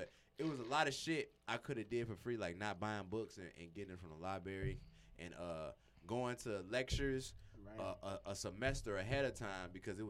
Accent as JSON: {"language": "English", "town": "Chicago", "region": "Illinois", "country": "United States", "said": "I'm from the East Side."}